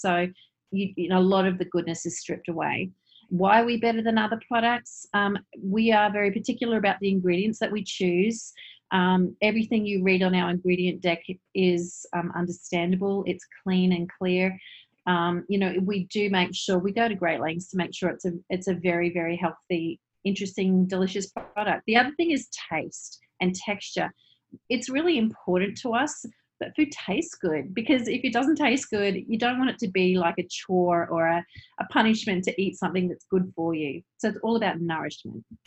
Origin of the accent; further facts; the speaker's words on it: Queensland, Australia; now in New Zealand; I'm actually Australian, but I'm married to a New Zealander